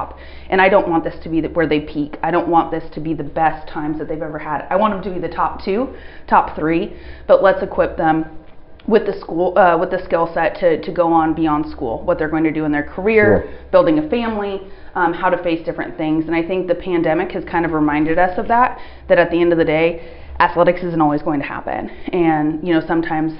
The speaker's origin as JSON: {"language": "English", "town": "Reno", "region": "Nevada", "country": "United States", "tie": "born or raised there", "moved": "yes", "said": "I was born and raised in Reno, Nevada"}